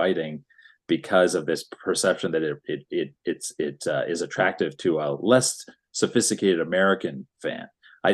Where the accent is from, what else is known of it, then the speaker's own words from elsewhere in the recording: Canada; as a Canadian